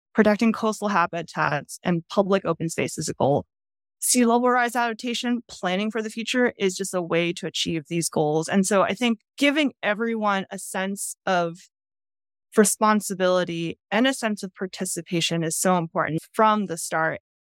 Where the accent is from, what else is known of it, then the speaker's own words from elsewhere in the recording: outside of Boston, Massachusetts, United States; moved away; I grew up outside of Boston